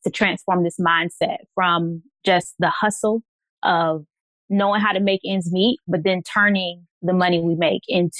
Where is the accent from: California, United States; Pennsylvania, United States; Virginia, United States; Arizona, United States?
Virginia, United States; I am from Virginia